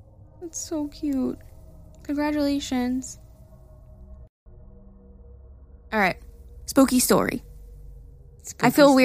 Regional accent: Ecuador; Like I said, I come from Ecuador, and artists usually never have concerts there because it's such a small country.

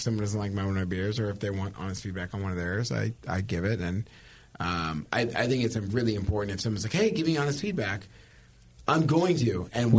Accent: Sacramento, California, United States; I live there. It's fine. Yeah. It's fine. Just talk shit about my hometown.

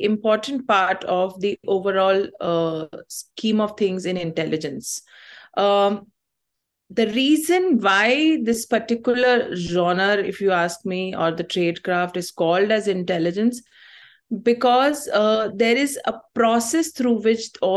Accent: Chhattisgarh, India; I am born in Chhattisgarh. I am from Chhattisgarh. Otherwise, my roots are Tamilian.

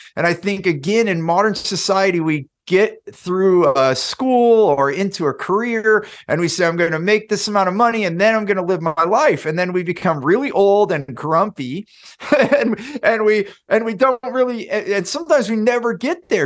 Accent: Silicon Valley, California, United States; I grew up in Silicon Valley, in California

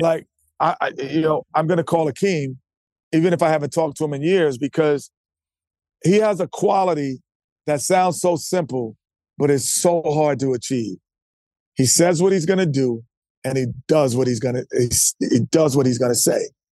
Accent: New York, United States; I'm a New Yorker.

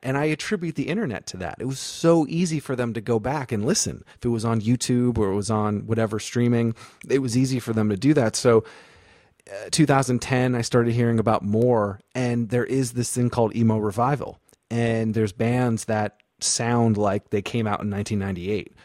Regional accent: Vermont, United States; moved away; also born or lived in North Carolina; I'm from Vermont originally, but I went to school in North Carolina, and you know, it's like a Northeast kid going to the South.

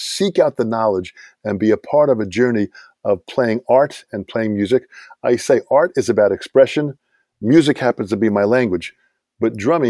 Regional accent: Long Island, New York, United States; I said, Hal, I'm from Long Island. When I started listening to music of the 60s and 70s growing up

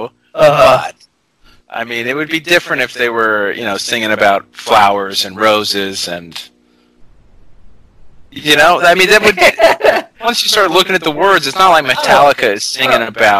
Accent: Utah, United States; I grew up in Utah, you know, during the 90s.

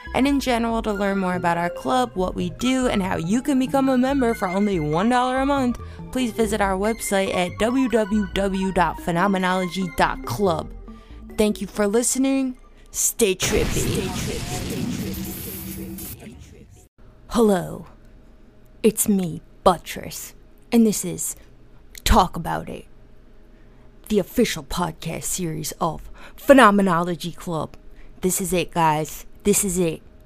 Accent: New Jersey, United States; I'm from New Jersey

